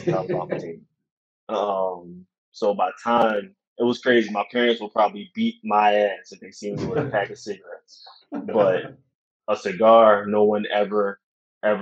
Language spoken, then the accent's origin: English; Philadelphia, Pennsylvania, United States; also born or lived in Charlotte, North Carolina; I'm from Philly